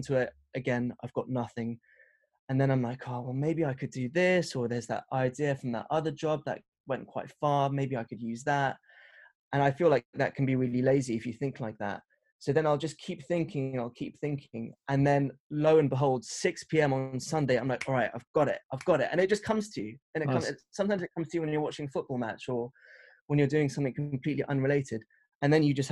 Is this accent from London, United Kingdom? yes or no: yes; London, United Kingdom; I grew up in West London